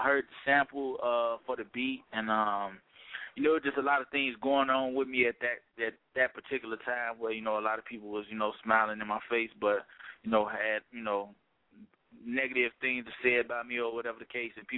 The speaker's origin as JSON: {"language": "English", "town": "Chicago", "region": "Illinois", "country": "United States", "said": "When they hear me, they can't believe I'm from Chicago because I don't really have, like, a Chicago sound."}